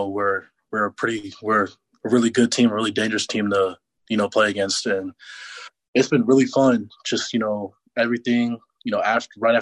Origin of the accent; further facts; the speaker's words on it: Antioch, California, United States; I grew up in Antioch, California